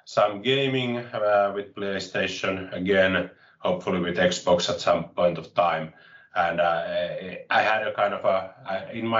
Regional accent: Finland; I'm from Finland, and I was born here and I have lived here, so I haven't lived abroad at any point of time

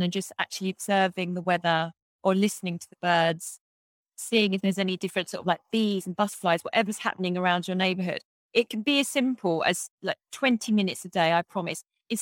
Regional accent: England, United Kingdom; moved away as an adult; also born or lived in New York City; this life that I had when I was growing up in England

